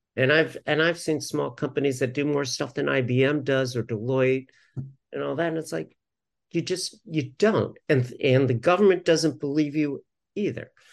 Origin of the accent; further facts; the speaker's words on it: Southern California, United States; moved away; originally I'm from Southern California